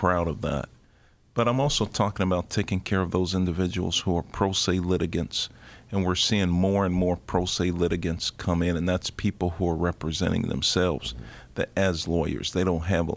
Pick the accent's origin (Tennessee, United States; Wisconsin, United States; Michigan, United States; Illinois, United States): Illinois, United States; Chicago; also born or lived in Mississippi; I was born in Mississippi, raised in Englewood. I'm a proud graduate of Chicago Vocational High School